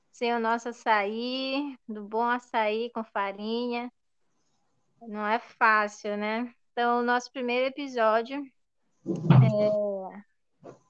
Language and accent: Portuguese; Ananindeua, Pará, Brazil; moved away as an adult; eu sou de Ananindeua, no bairro da Guanabara.